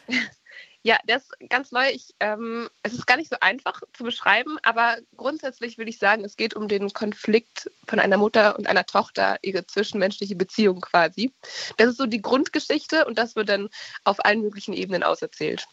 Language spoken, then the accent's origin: German; Greifswald, Mecklenburg-Vorpommern, Germany; ich komme aus Greifswald